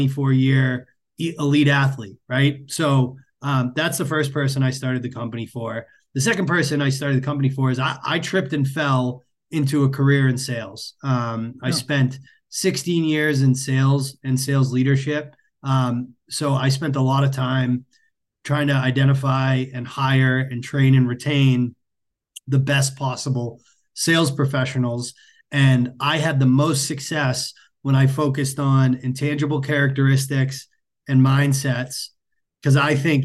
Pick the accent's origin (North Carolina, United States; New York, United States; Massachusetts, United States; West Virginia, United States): Massachusetts, United States; I grew up in Massachusetts.